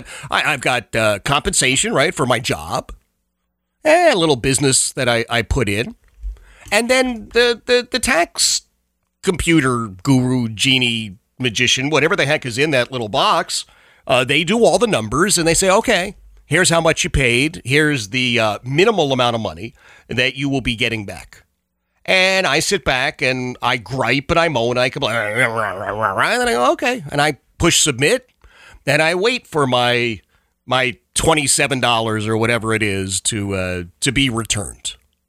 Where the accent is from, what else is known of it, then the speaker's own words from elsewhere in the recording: Philadelphia, Pennsylvania, United States; It's so different from where I grew up. I grew up in Oxford Circle, Northeast Philadelphia. Grew up in a row home, right?